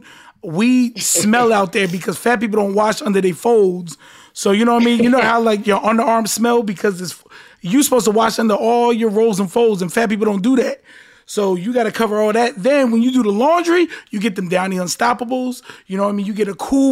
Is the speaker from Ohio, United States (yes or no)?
no; New Jersey, United States; now in Miami, United States; I'm from Jersey